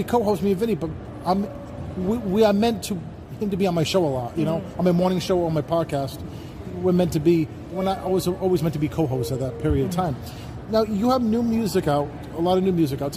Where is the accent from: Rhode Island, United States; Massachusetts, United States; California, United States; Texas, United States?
Rhode Island, United States; in my home state of Rhode Island